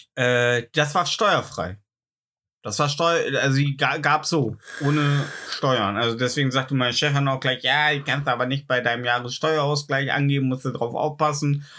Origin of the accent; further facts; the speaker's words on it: Germany; als Deutscher